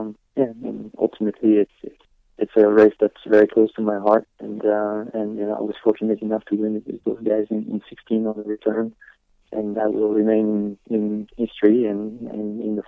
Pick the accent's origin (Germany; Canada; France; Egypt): France; Le Mans, Pays de la Loire; moved away; it's my hometown